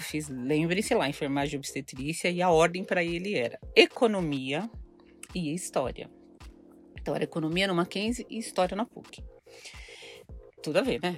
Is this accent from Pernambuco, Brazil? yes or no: no; São Paulo, Brazil; also born or lived in Ribeirão Preto; Eu sou nascida em São Paulo, mas é, meus pais mudaram para Ribeirão Preto quando eu estava na sétima série.